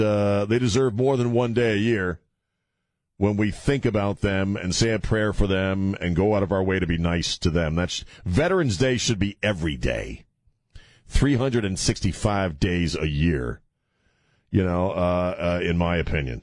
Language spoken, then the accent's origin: English; United States; I grew up on Chesapeake Bay and on the ocean